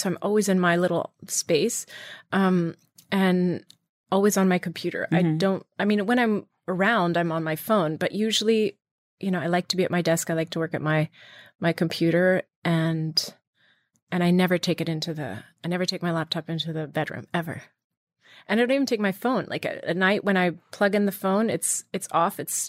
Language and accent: English; Virginia, United States; I grew up in Virginia, so I learned to be very independent at a young age.